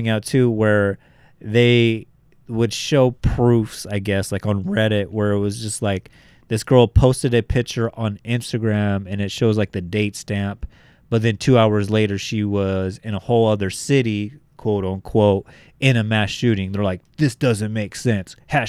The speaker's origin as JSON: {"language": "English", "country": "Australia", "said": "that's an actress like in America. I'm Australian."}